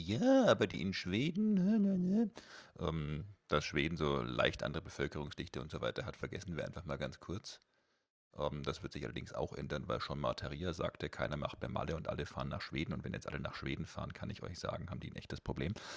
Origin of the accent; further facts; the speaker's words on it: Germany; bei uns in Deutschland